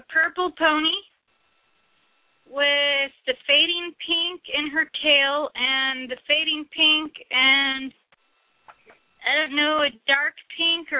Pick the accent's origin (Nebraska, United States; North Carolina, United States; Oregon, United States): Oregon, United States; Portland; I come from the City of Roses